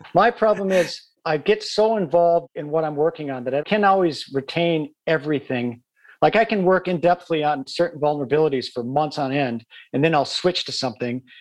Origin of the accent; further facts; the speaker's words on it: Midwest, United States; now in United Kingdom; I come from the Midwest and you know, I grew up in areas where you didn't lock your doors